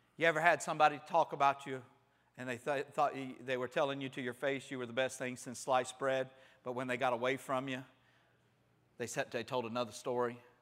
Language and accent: English; Panama City, Florida, United States; growing up in Panama City